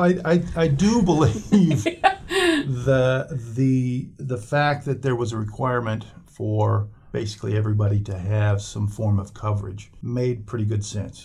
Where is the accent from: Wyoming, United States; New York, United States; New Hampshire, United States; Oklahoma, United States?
Wyoming, United States; moved away; I grew up in Wyoming